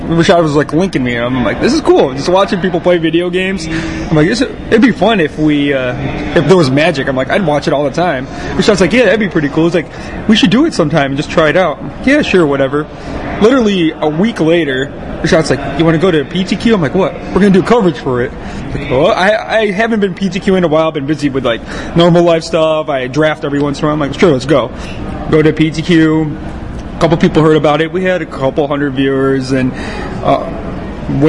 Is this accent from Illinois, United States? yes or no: yes; Chicago, Illinois, United States; we're both from the Chicagoland area